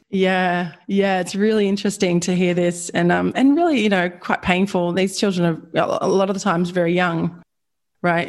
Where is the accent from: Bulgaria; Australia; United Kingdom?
Australia; I'm Australian